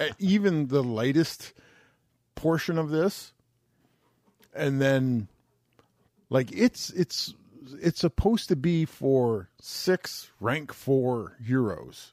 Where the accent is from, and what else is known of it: Canada